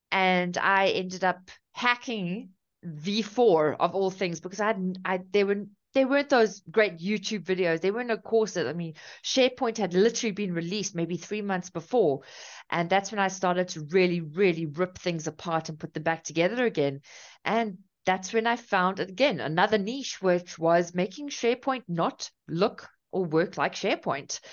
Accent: South Africa; also born or lived in Cape Town; So I'm from South Africa. I'm currently in Cape Town.

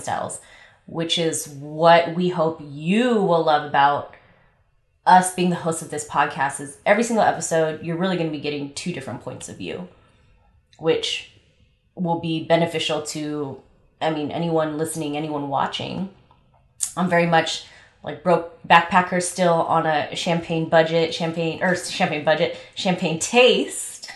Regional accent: Los Angeles, California, United States; also born or lived in Long Beach; I am from LA, born and raised in LA.

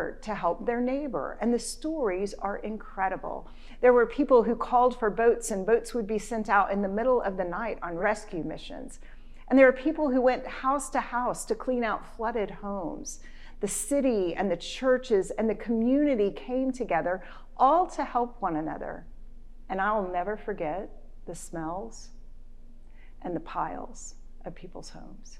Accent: Houston, Texas, United States; Houston, Texas, my hometown

